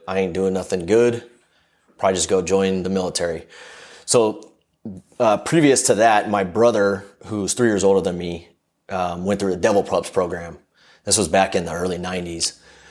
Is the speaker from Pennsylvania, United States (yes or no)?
no; Southern California, United States; I'm from Southern California